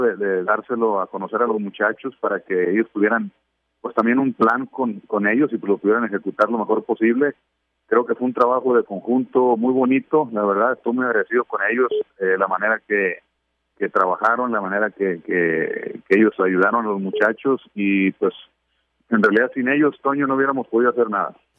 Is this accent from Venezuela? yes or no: no; Mexico; siempre he sido súper orgulloso de ser mexicano